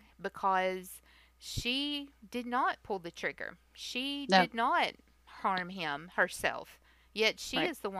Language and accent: English; Tennessee, United States; I still live in the South, kind of near where we grew up